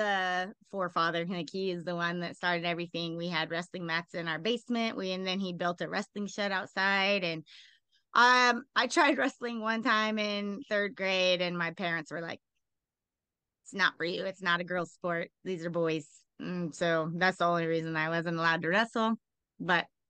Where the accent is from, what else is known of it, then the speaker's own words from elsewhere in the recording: Cumberland, Iowa, United States; moved away as an adult; also born or lived in New Mexico / Albuquerque; I grew up in Cumberland, which is 250 people.